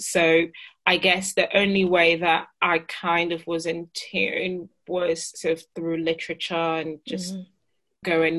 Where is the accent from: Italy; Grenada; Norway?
Italy; also born or lived in Ghana; now in United Kingdom; So yeah, 18, had moved between cultures. So I was living in Ghana, then moved to Italy. But my notion was that, you know, I was Italian because I was born in Italy. Mm-hmm. And, you know, most of my teenage years were spent in Italy.